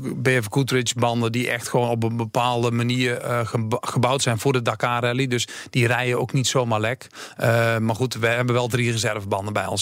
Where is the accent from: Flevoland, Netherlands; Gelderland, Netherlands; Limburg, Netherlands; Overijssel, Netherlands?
Gelderland, Netherlands; Achterhoek; in de Achterhoek, waar ik vandaan kom